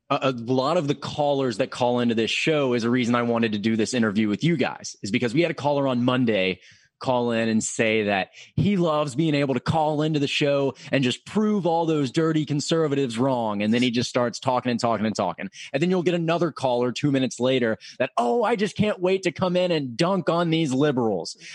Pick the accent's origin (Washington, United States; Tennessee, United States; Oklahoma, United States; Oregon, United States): Tennessee, United States; Murfreesboro; moved away as an adult; now in Knoxville, United States; I am from the Nashville area. I'm from Murfreesboro